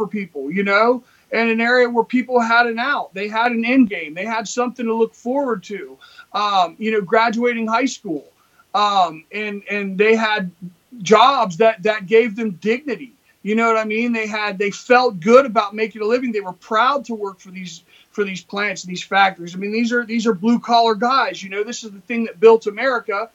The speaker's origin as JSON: {"language": "English", "region": "West Virginia", "country": "United States", "said": "We're from West Virginia, you know, where, you know, it's a poor state"}